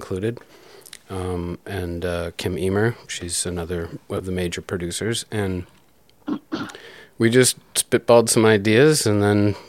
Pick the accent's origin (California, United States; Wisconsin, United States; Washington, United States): Wisconsin, United States; Green Bay; also born or lived in Milwaukee, Wisconsin / Watertown, Wisconsin; now in Kenosha, United States; Always Wisconsin, but I was a boy in Green Bay